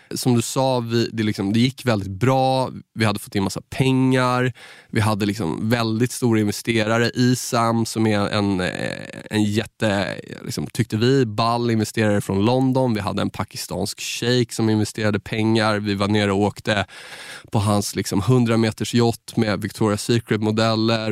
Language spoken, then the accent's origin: Swedish; Saltsjöbaden, Stockholm County, Sweden; från Saltis där jag är uppvuxen